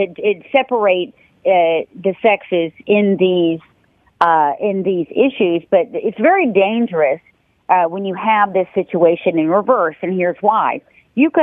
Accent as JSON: {"language": "English", "region": "North Carolina", "country": "United States", "tie": "born or raised there", "said": "I was born and raised in North Carolina"}